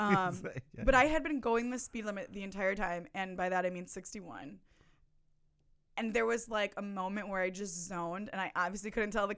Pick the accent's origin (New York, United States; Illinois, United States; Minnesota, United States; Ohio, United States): Illinois, United States; I'm from Illinois